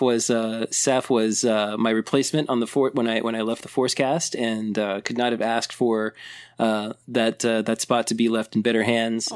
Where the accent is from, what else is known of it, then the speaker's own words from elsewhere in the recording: Elizabeth, Indiana, United States; my hometown of Elizabeth, Indiana